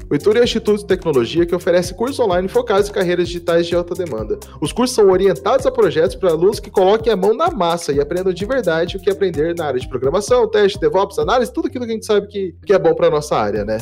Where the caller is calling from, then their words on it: Curitiba, Paraná, Brazil; eu falo de Curitiba